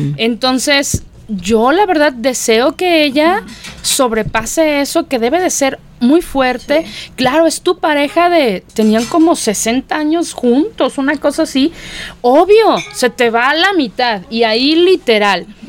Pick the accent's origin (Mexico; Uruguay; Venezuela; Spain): Mexico; somos los mexicanos